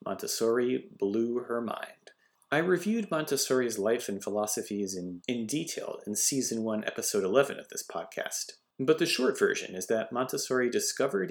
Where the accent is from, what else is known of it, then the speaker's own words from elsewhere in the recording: Northampton, Massachusetts, United States; where I grew up in Northampton